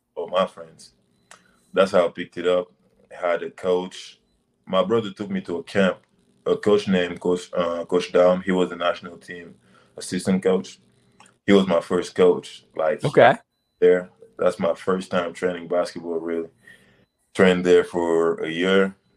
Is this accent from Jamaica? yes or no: no; Senegal; moved away; I grew up in Senegal, West Africa.